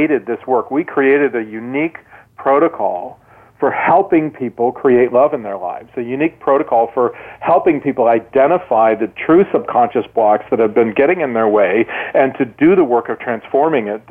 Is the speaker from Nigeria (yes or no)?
no; Midwest, United States; I grew up in the Midwest